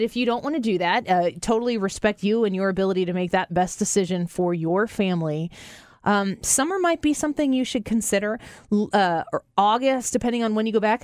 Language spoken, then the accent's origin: English; St. Louis, Missouri, United States; We're from Saint Louis